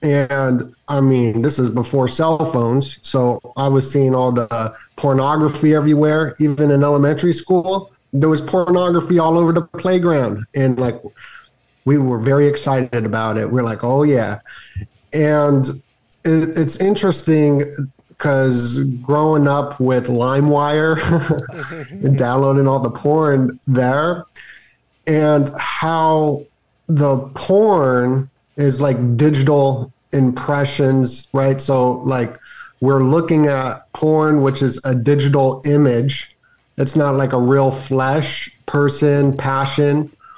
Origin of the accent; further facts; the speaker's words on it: Las Vegas, Nevada, United States; Bro, growing up in Vegas.